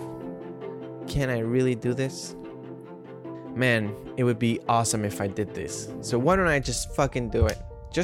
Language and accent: English; Ecuador; now in New York City, United States; I'm living in New York City. Growing up in Ecuador